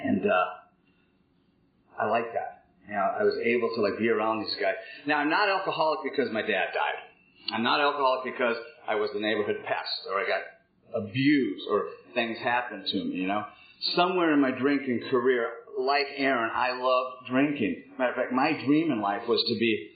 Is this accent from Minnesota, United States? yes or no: yes; Minneapolis, Minnesota, United States; also born or lived in North Dakota; I was born in 1959 in Minneapolis, Minnesota, to a upper-middle-class family